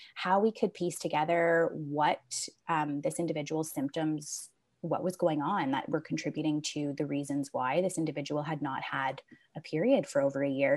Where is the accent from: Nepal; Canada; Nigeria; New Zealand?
Canada; Hamilton, Ontario; born and raised in Hamilton, Ontario, so I went to McMaster University.